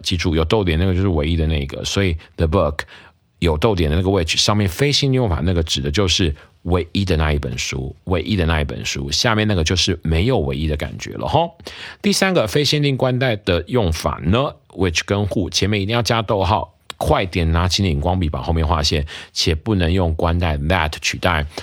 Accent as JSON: {"language": "Chinese", "country": "Taiwan", "said": "我们台湾人的母亲节习俗"}